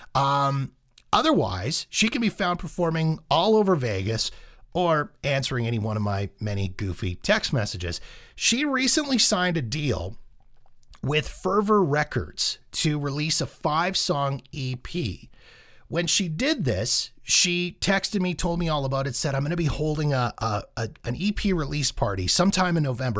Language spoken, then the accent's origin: English; Calgary, Alberta, Canada; my hometown of Calgary.